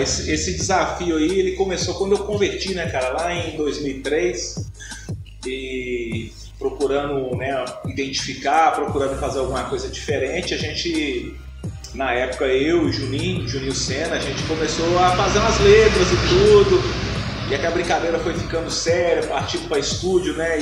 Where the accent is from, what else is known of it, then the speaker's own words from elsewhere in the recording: Betim, Minas Gerais, Brazil; eu originalmente eu sou do Romero Gil, represento o Romero Gil. Hoje eu moro no Ponte Alta, mas a quebrada que eu defendo aí é o Romero. É a quebrada que eu cresci